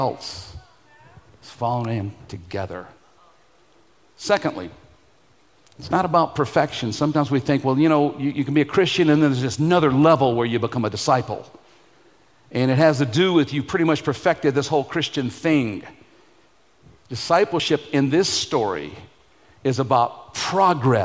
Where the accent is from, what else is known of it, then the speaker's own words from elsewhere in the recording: Jackson, Mississippi, United States; moved away; my hometown in Jackson, Mississippi